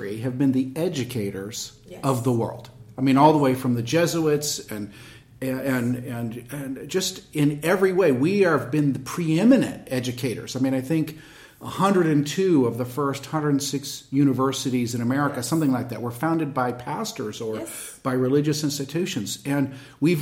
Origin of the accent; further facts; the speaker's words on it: United States; being an American